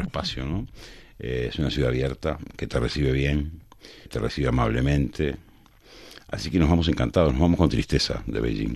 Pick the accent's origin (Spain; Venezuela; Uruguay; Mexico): Uruguay; a mí por ejemplo como uruguayo